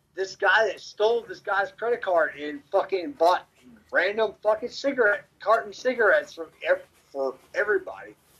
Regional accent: Memphis, Tennessee, United States; growing up in Memphis

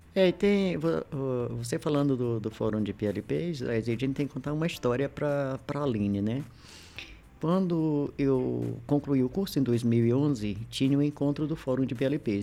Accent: Maranhão, Brazil; also born or lived in Federal District; now in Brasília, Brazil; eu sou maranhense, como diz o pessoal, cabeça chata, tinhosa, teimosa

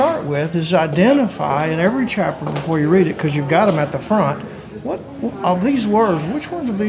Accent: Oklahoma, United States; I'm from Oklahoma.

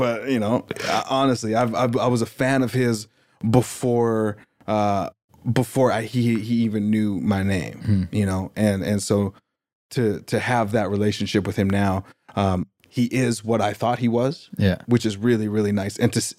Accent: Saskatchewan, Canada; I had a friend of mine that I grew up with in Saskatchewan

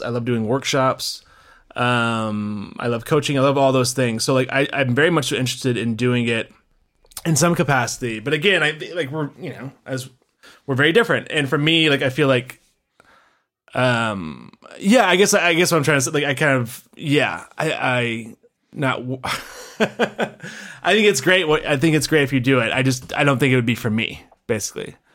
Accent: Memphis, Tennessee, United States; moved away; good old Memphis, uh, my hometown.

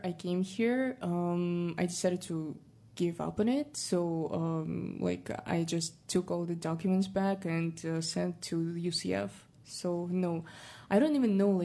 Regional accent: Kazakhstan; accent: more Russian; English is a second language; now in United States

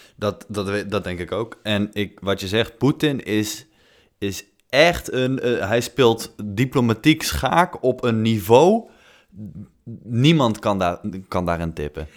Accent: North Brabant, Netherlands; ik kom uit Noord-Brabant

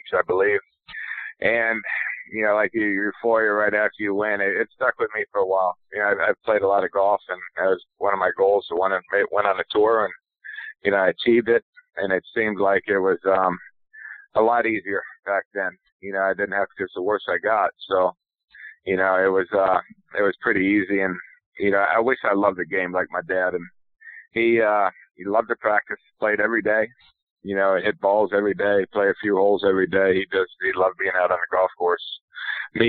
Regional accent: Florida, United States; moved away as an adult; also born or lived in Iowa; growing up in Florida

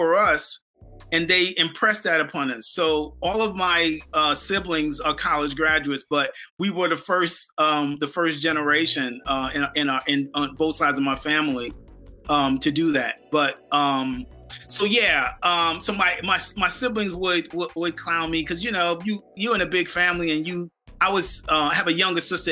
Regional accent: Bridgehampton, New York, United States; also born or lived in Southampton, New York; I grew up in Bridgehampton, and Bridgehampton is a village in the town of Southampton

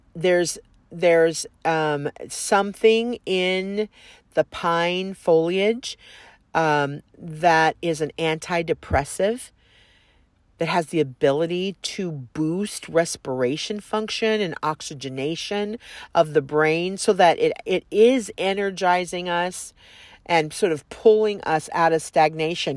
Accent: Southern California, United States; I grew up in Southern California

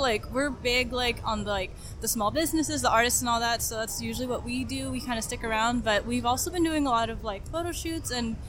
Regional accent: Fresno, California, United States; I'm from Fresno, California.

